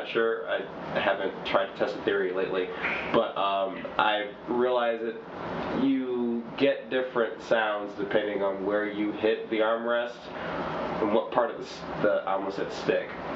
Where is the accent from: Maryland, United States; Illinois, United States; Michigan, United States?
Michigan, United States; Detroit; I'm from Detroit, Michigan, born and raised.